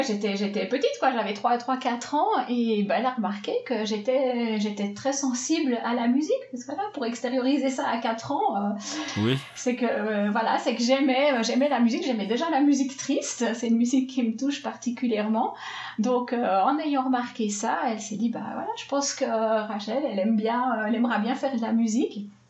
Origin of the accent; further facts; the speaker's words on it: Swiss Jura, Switzerland; now in Geneva, Switzerland; Je viens de Suisse. Alors, je viens du Jura suisse, mais depuis bientôt 20 ans maintenant, j'habite à Genève.